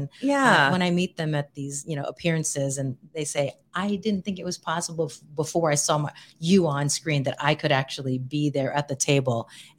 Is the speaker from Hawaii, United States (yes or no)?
yes; Hawaii, United States; And I'm like, we're both from Hawaii.